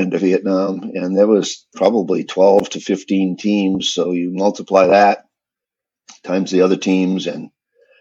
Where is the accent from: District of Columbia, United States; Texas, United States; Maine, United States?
Maine, United States; moved away; I actually got stationed in my home state, my first assignment up in Bangor, Maine